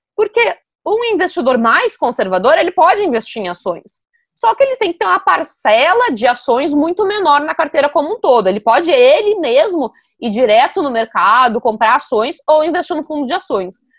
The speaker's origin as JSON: {"language": "Portuguese", "town": "Novo Hamburgo", "region": "Rio Grande do Sul", "country": "Brazil", "tie": "born or raised there", "moved": "yes", "said": "Em Novo Hamburgo, a minha cidade natal"}